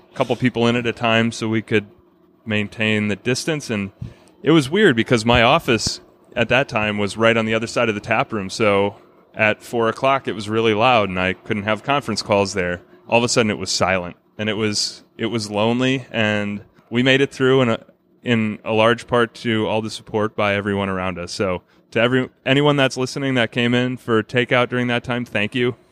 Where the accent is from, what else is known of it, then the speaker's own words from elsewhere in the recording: Brookfield, Wisconsin, United States; I grew up in Brookfield, which is just the next town over